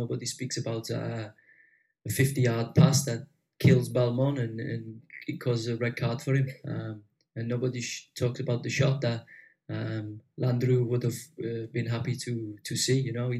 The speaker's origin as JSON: {"language": "English", "region": "England", "country": "United Kingdom", "said": "He's Argentine and I'm English. It's big difference, big difference."}